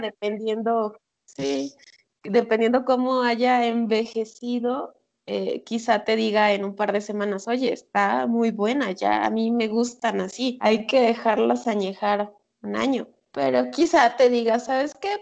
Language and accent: Spanish; San Andrés Tuxtla, Veracruz, Mexico; moved away; yo soy de San Andrés Tuxtla, mi mamá también